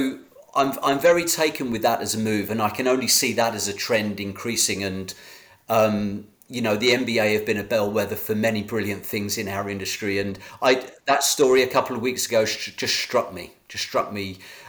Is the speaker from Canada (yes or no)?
no; United Kingdom; as a Brit